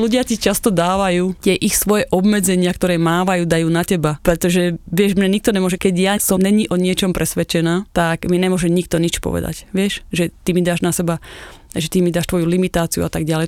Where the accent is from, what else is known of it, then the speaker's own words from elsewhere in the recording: Slovakia; moved away as an adult; now in United States; Preto som aj odišla zo Slovenska